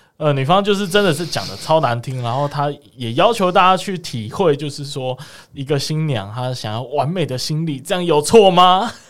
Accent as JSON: {"language": "Chinese", "region": "Kaohsiung", "country": "Taiwan", "said": "身为高雄人的我们"}